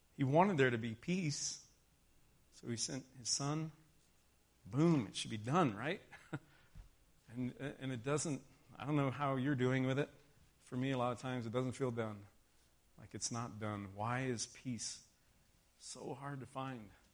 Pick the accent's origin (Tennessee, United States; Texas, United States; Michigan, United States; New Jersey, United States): Texas, United States; moved away; I grew up in Texas. White Christmas was nothing but a movie to me